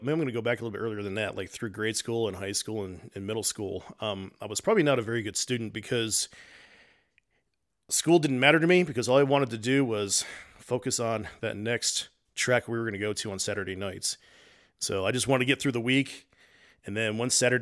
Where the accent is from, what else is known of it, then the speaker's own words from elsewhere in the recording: New Jersey, United States; Living in my home state of New Jersey, my earliest memories is when I was about 4 years old